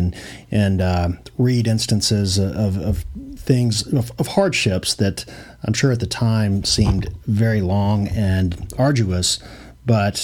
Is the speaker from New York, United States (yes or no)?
no; Louisville, Kentucky, United States; growing up in Louisville